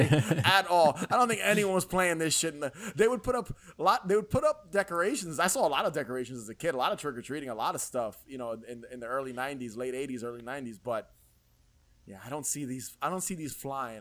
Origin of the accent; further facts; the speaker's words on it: New York City, New York, United States; also born or lived in Queens, New York; so I lived in the Bronx, New York, when I was, till I was about maybe ten years old. And then I moved to Queens